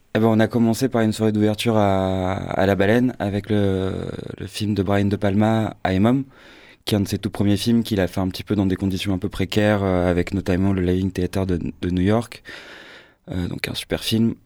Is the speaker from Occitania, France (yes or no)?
no; Marseille, Provence-Alpes-Côte d'Azur, France; je suis marseillais de naissance et de cœur et de sang